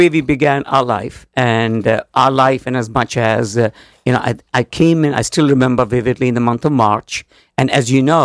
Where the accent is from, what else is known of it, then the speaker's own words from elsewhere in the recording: India; moved away as an adult; now in Connecticut, United States; From India. I'm coming from India